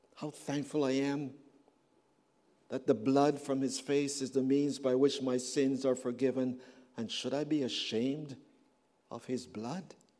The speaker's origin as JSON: {"language": "English", "country": "Canada", "said": "I come from Canada"}